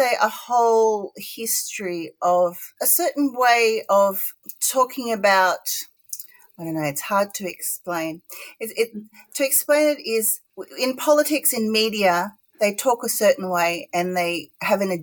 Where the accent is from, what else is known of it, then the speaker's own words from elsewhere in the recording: Gold Coast, Queensland, Australia; accent: not really Ocker; I grew up on the Gold Coast, and all throughout my childhood, all the way to university